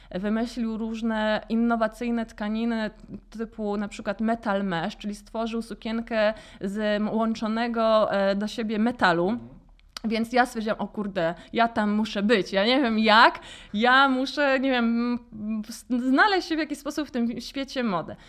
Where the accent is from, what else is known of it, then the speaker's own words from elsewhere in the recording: Warsaw, Masovian Voivodeship, Poland; also born or lived in London; pochodzę z Gocławia i pierwszą galerią handlową, do jakiej w ogóle weszłam jako dziecko, to była promenada